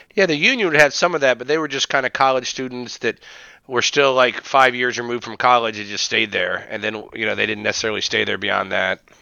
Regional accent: Springfield, Ohio, United States; I grew up in Ohio and Springfield, Ohio

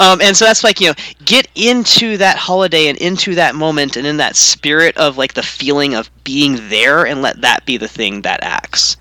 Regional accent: Louisiana, United States; now in Pacific Northwest, United States; I'm in the Pac Northwest now, but I'm from Louisiana, but my family's only really been from there for like a hundred years.

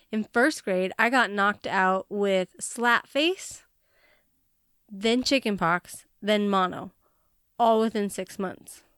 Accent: Montana, United States; I was not born in Hawaii, and I was born in Montana

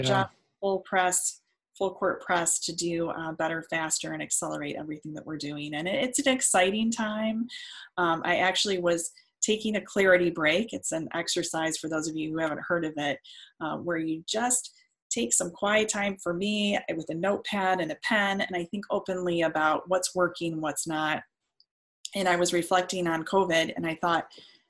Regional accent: Detroit, Michigan, United States; I'm from Detroit

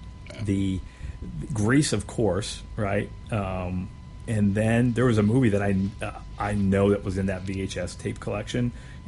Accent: Erie, Pennsylvania, United States; a boy growing up in Erie and in a Polish family

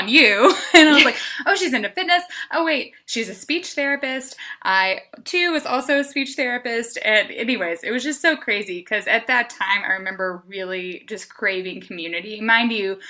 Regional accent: Arkansas, United States; moved away as an adult; also born or lived in Philadelphia; I am originally from Arkansas, farm girl, through and through, went to undergrad in Arkansas

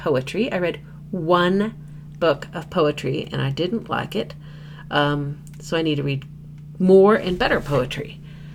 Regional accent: Midwest, United States; being a Midwesterner

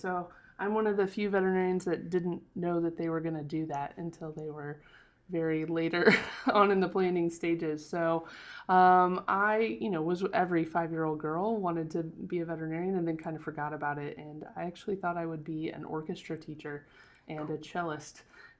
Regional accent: Illinois, United States; now in St. Louis, United States; I'm from, I grew up in Central Illinois. I live in St. Louis, Missouri now.

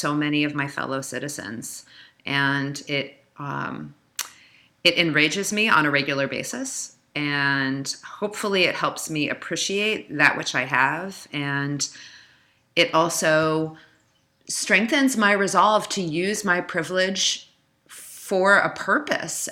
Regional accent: Silver Spring, Maryland, United States; accent: Northeast; moved away as an adult; also born or lived in New York; now in New Orleans, United States; I grew up in Silver Spring, Maryland, which is right outside of Washington, D.C.

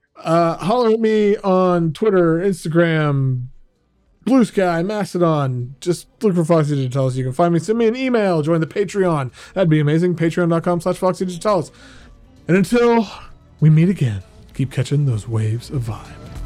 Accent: Oklahoma, United States; being in Oklahoma, growing up in Oklahoma

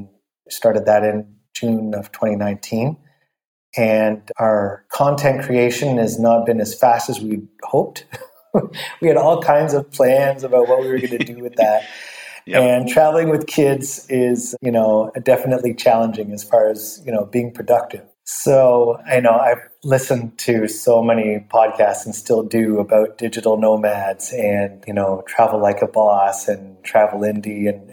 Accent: Vancouver, British Columbia, Canada; moved away; my hometown

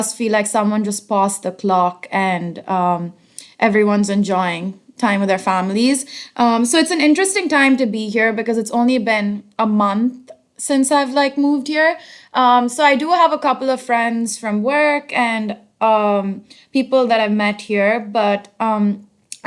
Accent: Hyderabad, Telangana, India; moved away as an adult; also born or lived in United States; now in Berlin, Germany; I grew up in Hyderabad, which is in the southern part of India

